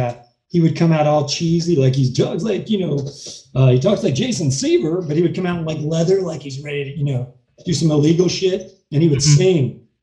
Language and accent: English; Kentucky, United States; now in Hollywood, United States; I'm from Kentucky